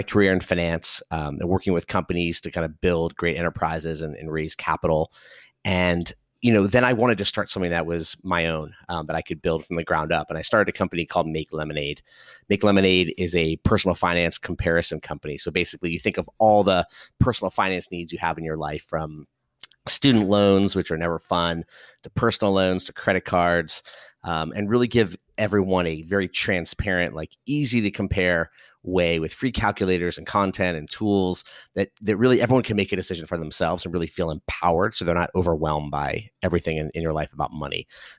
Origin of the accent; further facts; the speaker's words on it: Los Angeles, California, United States; So I was born and raised in Los Angeles, the great state of California, and grew up there, had a chance to come to the East Coast for college